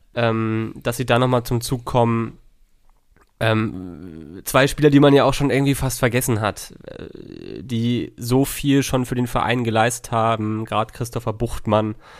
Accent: Schleswig-Holstein, Germany; als Schleswig-Holsteiner

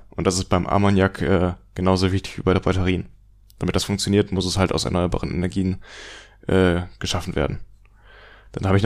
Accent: Wuppertal, North Rhine-Westphalia, Germany; als Beispiel noch in Wuppertal, meiner Heimatstadt, ähm, gibt es schon einen Brennstoffzellenbus, der da rumfährt.

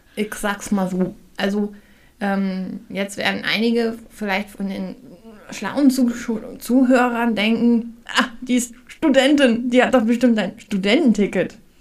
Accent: Hamburg, Germany; now in Harz, Germany; in Hamburg gibt es das tatsächlich immer noch, da wo ich herkomme

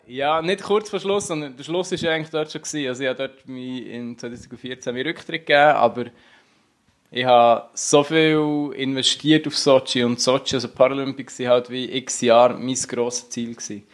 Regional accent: Unterseen, Bern, Switzerland; Ich bin Unterseen äh, im Berner Oberland aufgewachsen

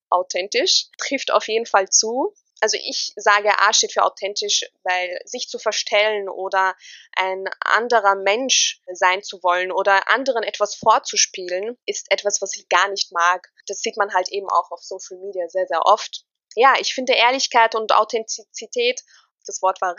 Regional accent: Austria; Ich bin 25 Jahre alt. Oh Gott, fühle ich mich alt. Ich bin Österreicherin mit tunesischen Wurzeln.

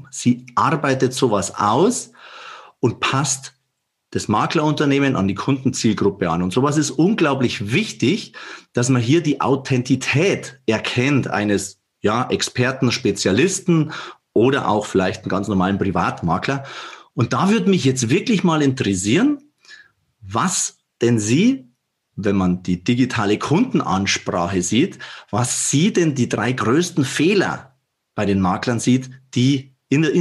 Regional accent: Bavaria, Germany; accent: Bavarian; ich bin in der Tat, man hört es an meinem Dialekt, ein Bayer, sogar ein Oberbayer und auch Regensburg ist meine Wahlheimat.

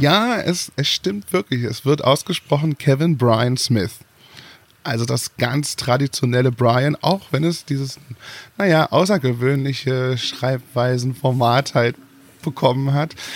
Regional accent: Germany; Also ich, ich bin geborener äh, Deutscher. Also ich bin hier geboren, groß und breit geworden.

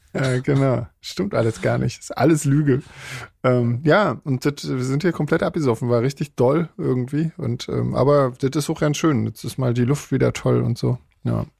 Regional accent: Switzerland; bei uns in der Schweiz

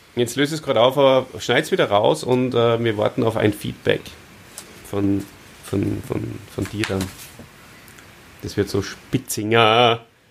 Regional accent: Austria; bei uns in Österreich

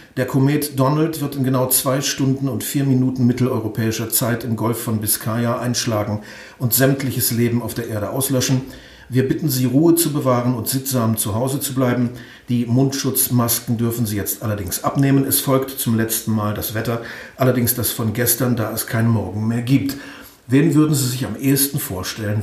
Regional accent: Osnabrück, Lower Saxony, Germany; also born or lived in East Germany; now in Hanover, Germany; der VfL Osnabrück, da wo ich aufgewachsen bin

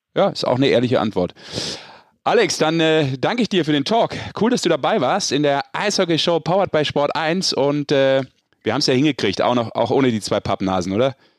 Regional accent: Düsseldorf, North Rhine-Westphalia, Germany; Dem gebürtigen Düsseldorfer.

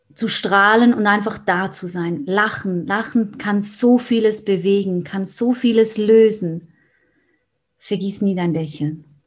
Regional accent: Switzerland; Ich bin aus der Schweiz

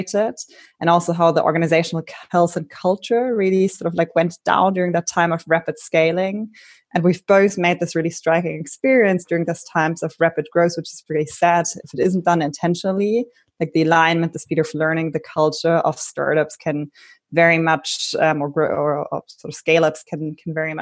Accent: Berlin, Germany; I'm originally from Berlin.

